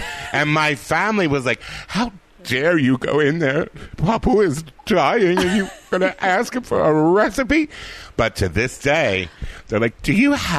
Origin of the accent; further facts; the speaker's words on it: Philadelphia, Pennsylvania, United States; now in Los Angeles, United States; what I loved about growing up in Philly was that cultural aspect of it.